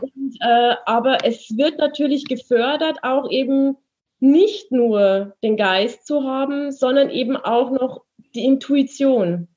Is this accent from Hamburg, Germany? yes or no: no; Munich, Bavaria, Germany; ich komme ja aus München, äh, ich habe 15 Jahre in München gewohnt